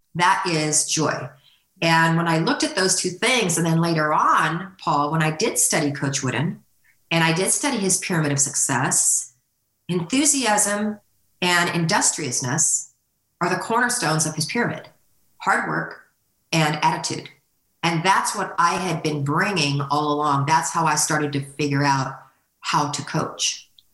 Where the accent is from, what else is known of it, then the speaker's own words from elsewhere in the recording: California, United States; moved away as an adult; now in Northwest Arkansas, United States; I grew up in California